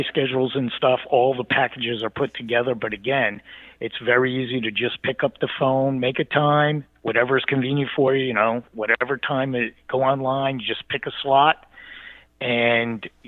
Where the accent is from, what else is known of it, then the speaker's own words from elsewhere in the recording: East Coast, United States; I grew up on the East Coast